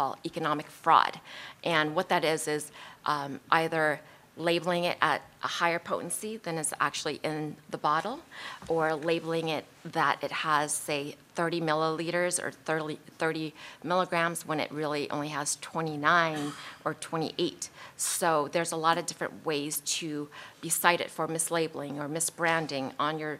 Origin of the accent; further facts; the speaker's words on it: Colorado, United States; I'm from Colorado